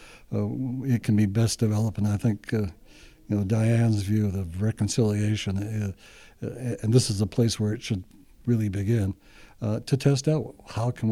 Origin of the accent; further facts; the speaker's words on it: Winnipeg, Manitoba, Canada; I grew up in the North End